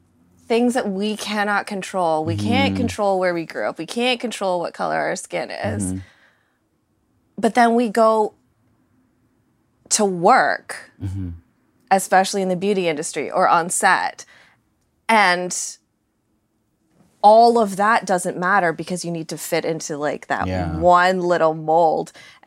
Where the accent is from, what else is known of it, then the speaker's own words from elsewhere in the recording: Canada; I was born in Canada, raised by a Canadian family, their ancestry is British. So Canadian history, British history, all that, I totally understand.